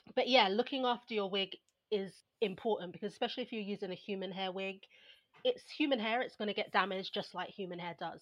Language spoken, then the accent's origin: English; London, United Kingdom; I was brought up in Southeast London